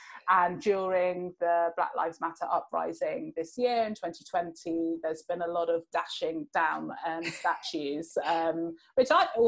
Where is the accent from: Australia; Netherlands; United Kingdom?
United Kingdom; London; I'm a Londoner as well.